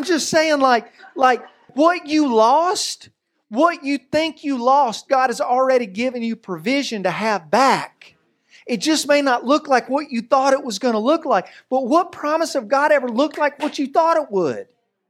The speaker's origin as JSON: {"language": "English", "region": "Virginia", "country": "United States", "said": "Now, I am from Tennessee, not West Virginia, okay? So I'm from Virginia, not West Virginia."}